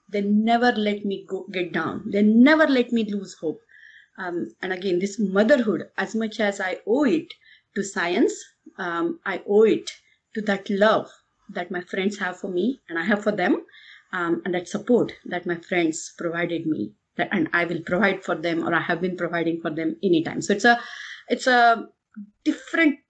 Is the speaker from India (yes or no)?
yes; India; I'm from India